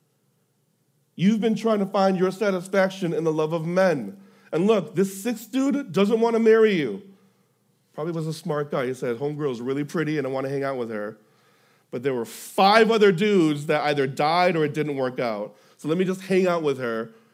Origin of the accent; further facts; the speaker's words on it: Houston, Texas, United States; I'm from Houston